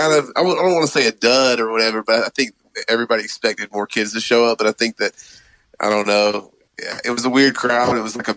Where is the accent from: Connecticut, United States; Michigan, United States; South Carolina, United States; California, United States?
South Carolina, United States; Greenville; moved away as an adult; now in Indiana, United States; I was born and raised in Greenville, South Carolina. That's actually, I'm hanging out here right now for the holidays, but me and my wife, we live in Indiana now.